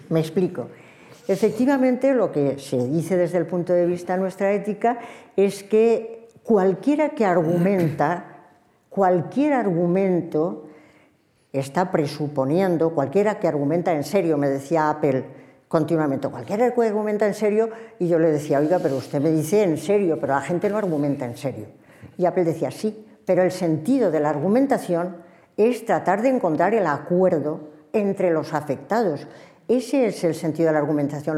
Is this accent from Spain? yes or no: yes; Spain; en una sociedad plural como la nuestra, como la española